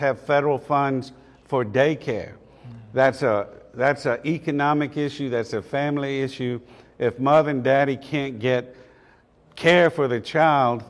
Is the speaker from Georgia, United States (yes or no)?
yes; Macon, Georgia, United States; I grew up in Macon, Georgia